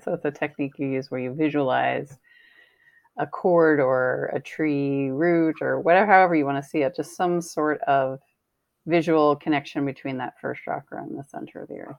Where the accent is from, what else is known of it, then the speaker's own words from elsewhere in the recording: East Coast, United States; Yeah, growing up in the East Coast, lightning rods were kind of a big deal